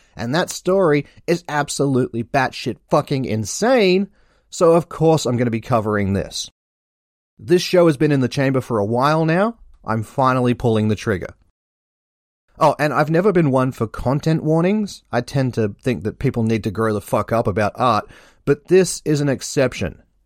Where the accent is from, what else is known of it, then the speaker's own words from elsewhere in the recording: Australia; I am Australian.